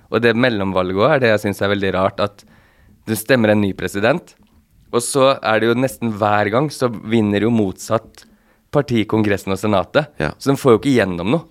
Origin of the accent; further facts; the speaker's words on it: Fredrikstad, Østfold, Norway; moved away; also born or lived in Bergen; jeg er jo fra Fredrikstad, så jeg sammenligner med Glomma. Vi har jo byferja som går rett over